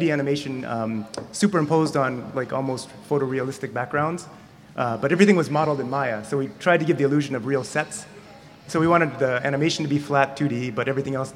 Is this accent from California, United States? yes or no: yes; San Jose, California, United States; I'm from San Jose, California